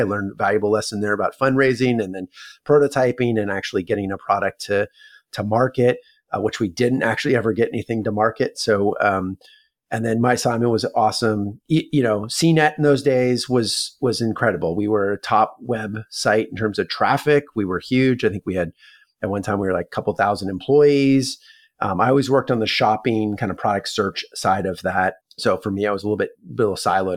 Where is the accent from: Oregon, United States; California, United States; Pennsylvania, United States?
California, United States; Palo Alto; I was born and raised in Palo Alto, California. I'm a sixth generation Northern Californian